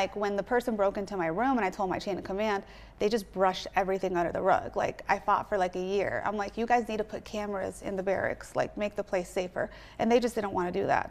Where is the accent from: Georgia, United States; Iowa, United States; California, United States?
California, United States; Orange County; moved away as an adult; also born or lived in Washington, D.C. / Baltimore; now in Los Angeles, United States; I grew up in California